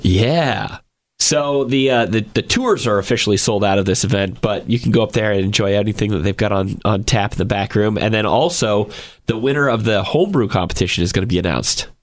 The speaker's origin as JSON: {"language": "English", "region": "Georgia", "country": "United States", "tie": "born or raised there", "moved": "yes", "said": "my home state of Georgia."}